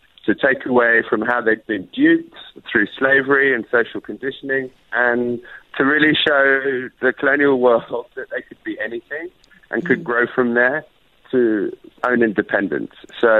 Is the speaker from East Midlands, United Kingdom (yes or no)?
no; London, United Kingdom; I grew up here in London with a Trinidadian father, Irish mother.